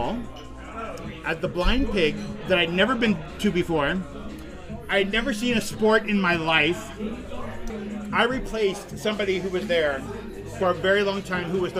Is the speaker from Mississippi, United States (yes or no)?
no; Tonganoxie, Kansas, United States; moved away as an adult; also born or lived in Austin, Texas / East Lansing, Michigan; now in New York City, United States; I'm from a small town in Kansas.